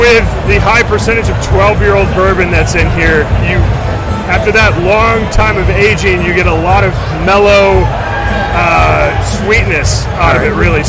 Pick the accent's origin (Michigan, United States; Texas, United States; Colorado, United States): Michigan, United States; Holland; I grew up in Holland